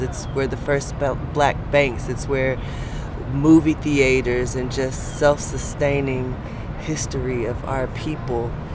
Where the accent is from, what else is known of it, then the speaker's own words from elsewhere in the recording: Atlanta, Georgia, United States; I'm from the west side of the ATL